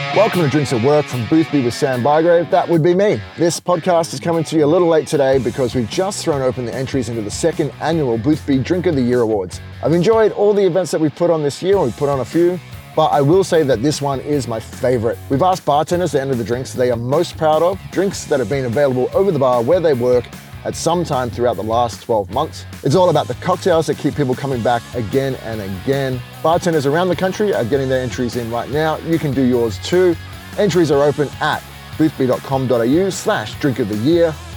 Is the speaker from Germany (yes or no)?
no; Queensland, Australia; now in Sydney, Australia; I'm from Queensland, but I live in Sydney.